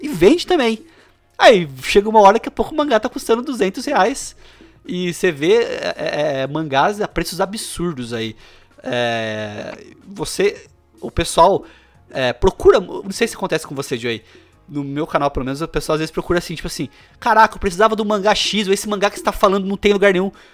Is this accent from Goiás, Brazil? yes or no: no; Bauru, São Paulo, Brazil; eu sou de Bauru, tá? Interior de São Paulo